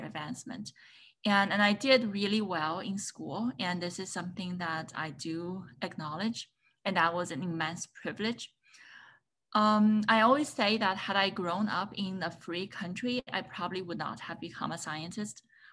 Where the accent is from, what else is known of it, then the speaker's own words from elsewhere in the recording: China; moved away as an adult; also born or lived in Chicago, United States; now in United States; So I was born and raised in China